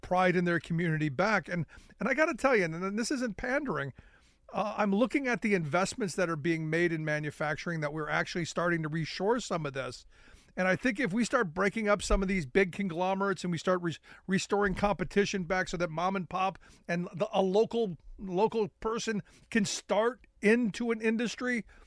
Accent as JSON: {"language": "English", "town": "Cleveland", "region": "Ohio", "country": "United States", "tie": "born or raised there", "said": "I grew up in Cleveland, Ohio, where manufacturing was the game"}